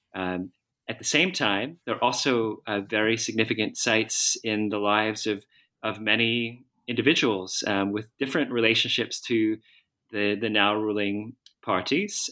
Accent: outside Philadelphia, Pennsylvania, United States; I was born in the United States, uh, outside Philadelphia, and I went to school in the Philadelphia area

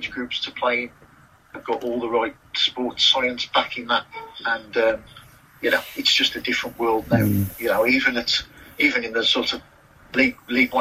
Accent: Tipton, West Midlands, United Kingdom; a part of the Black Country that I knew very well, being from Tipton

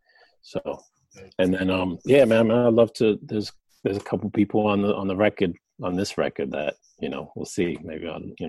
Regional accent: New Jersey, United States; I'm from Jersey, so that house kind of aspect is there.

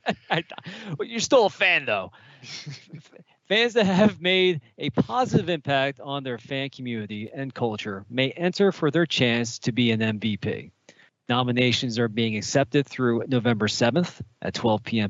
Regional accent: Philadelphia, Pennsylvania, United States; now in Tampa, United States; I live in Tampa now, but I am from Philadelphia

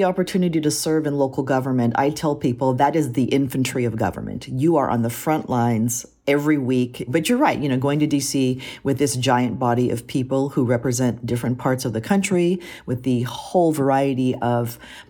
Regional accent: Tacoma, Washington, United States; also born or lived in Korea; I was just tired of people talking trash about my hometown.

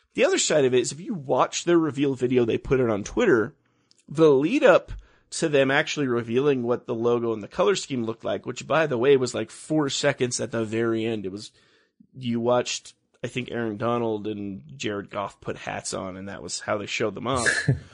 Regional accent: Los Angeles, California, United States; I grew up in Los Angeles

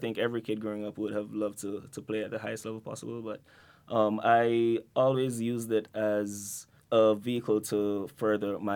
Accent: Montego Bay, Saint James, Jamaica; now in New York, United States; my time growing up there

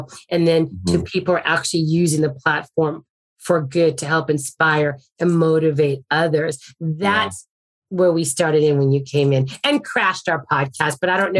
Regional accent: Arizona, United States; I'm from Arizona.

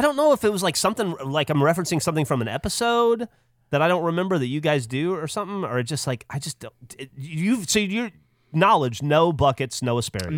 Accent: Alabama, United States; moved away; I grew up in Alabama

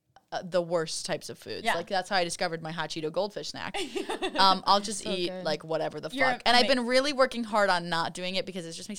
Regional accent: Midwest, United States; but I'm from the Midwest

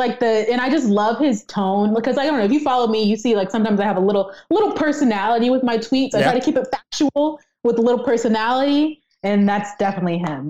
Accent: the South, United States; I'm a great chef, and I grew up in the South, right? So think about like those Southern dishes that I definitely grew up learning.

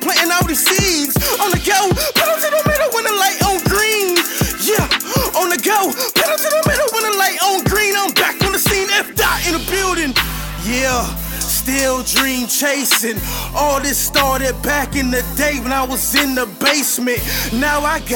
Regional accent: Jacksonville, Florida, United States; I remember when I was coming up, I was like, I'm South Side

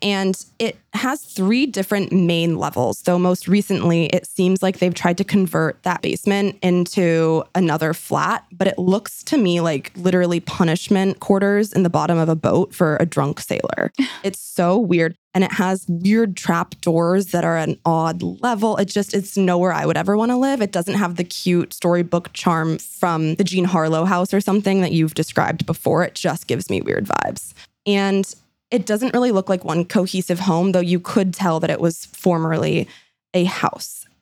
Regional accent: San Francisco, California, United States; this one is right in my hometown, San Francisco.

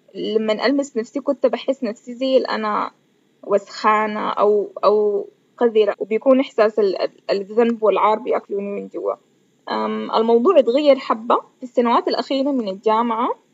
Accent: Sudan; كوني بنت سودانية وعايشة في السودان

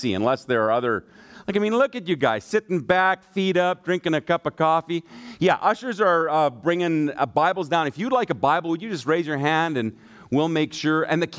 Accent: Germany; My dad is an evangelist, and so I grew up in Germany. My mom and dad were missionaries there

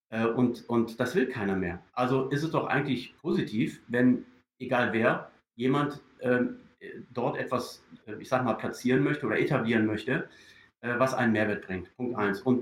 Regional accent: Düsseldorf, North Rhine-Westphalia, Germany; moved away as an adult; now in New Zealand; Also ich bin ja, ich bin ja Deutscher. Also ich bin in, in, in Düsseldorf groß geworden und habe auch dann natürlich äh, viele Jahre meines Arbeitslebens in Deutschland verbracht

